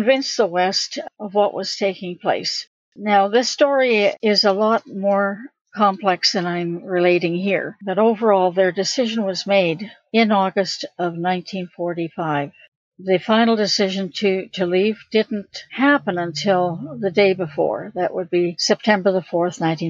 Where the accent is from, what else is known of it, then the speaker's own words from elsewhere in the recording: Oshawa, Ontario, Canada; It was there that I was born in December 1945